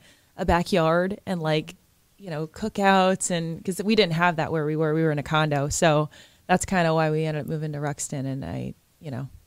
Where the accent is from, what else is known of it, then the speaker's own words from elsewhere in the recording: New York suburbs, United States; moved away as an adult; now in Baltimore, United States; I grew up in New York. And then mm-hmm. I moved here right in Fells Point about, I think it was like April of 2019.